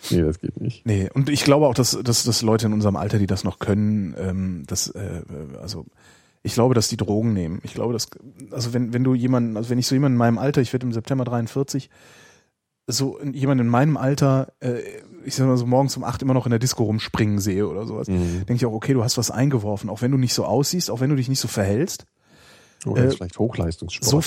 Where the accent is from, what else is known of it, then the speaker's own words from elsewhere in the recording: Frankfurt, Hesse, Germany; Ich komme aus Frankfurt